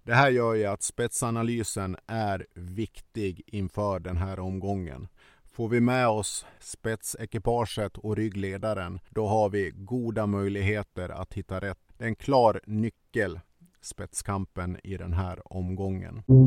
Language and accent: Swedish; Sweden; vi svenskar